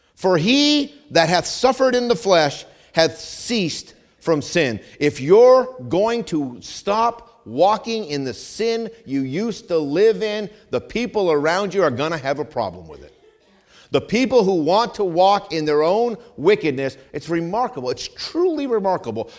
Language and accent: English; New England, United States; moved away; I'm from New England